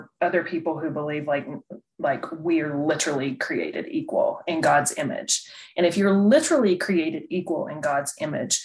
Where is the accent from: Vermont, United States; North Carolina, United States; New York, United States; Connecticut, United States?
North Carolina, United States; I grew up in the South and in North Carolina, little town, little church